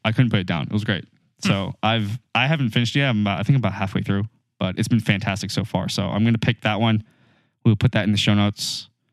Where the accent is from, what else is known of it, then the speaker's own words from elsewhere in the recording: United States; we're dumb Americans